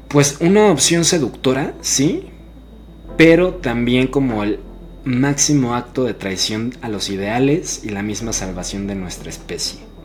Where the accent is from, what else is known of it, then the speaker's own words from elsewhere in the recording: Mexico; para mí que soy mexicano